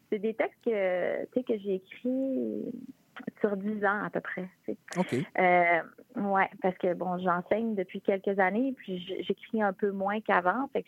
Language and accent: French; La Malbaie, Quebec, Canada; je viens de Rivière-Malbaie, la Malbaie